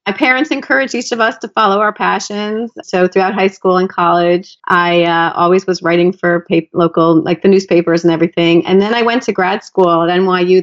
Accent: South Florida, United States; I grew up in South Florida where nature is pretty wild

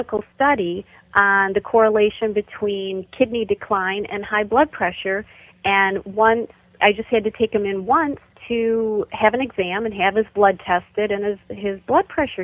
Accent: Michigan, United States; my home state of Michigan

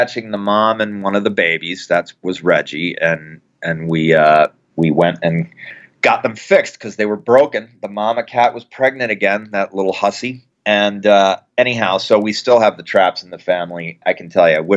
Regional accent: Lititz, Pennsylvania, United States; my hometown in Lititz, Pennsylvania.

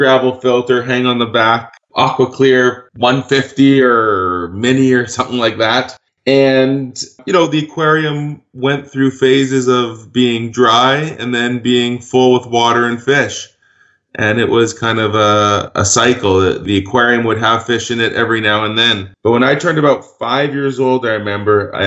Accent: Vancouver, British Columbia, Canada; I grew up in Vancouver, British Columbia

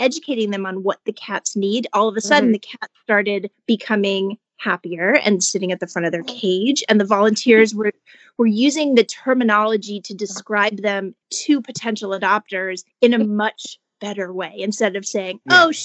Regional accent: Columbus, Ohio, United States; now in Los Angeles, United States; I raised in Ohio. I moved out here from Ohio

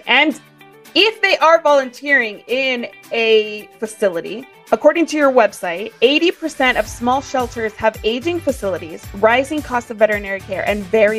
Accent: Texas, United States; as a Texan

